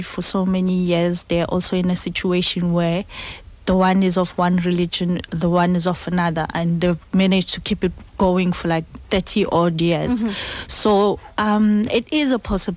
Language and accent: English; Babanango, KwaZulu-Natal, South Africa; I come from Baba Nango. It's like 17 kilometers from Gandla. So I come from a very Zulu, like very, very cultural part of Zulu.